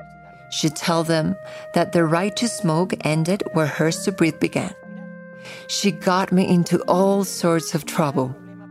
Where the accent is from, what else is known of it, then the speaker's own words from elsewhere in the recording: Ciudad Juárez, Chihuahua, Mexico; I'm originally from Ciudad Juárez, Chihuahua